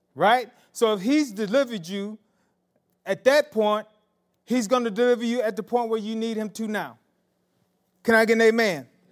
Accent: Marianna, the South, United States; I was raised in the South, in Mariana

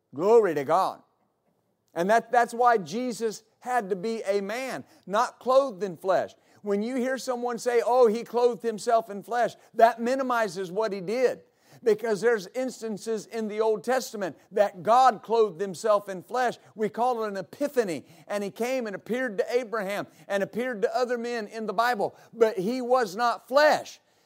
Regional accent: West Texas, United States; I grew up in West Texas

